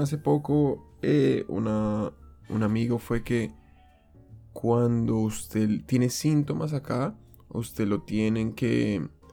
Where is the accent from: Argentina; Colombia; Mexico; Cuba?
Colombia; now in Japan; en mi caso como colombiano, fue muy distinto cuando yo llegué acá y es que en Colombia estamos acostumbrados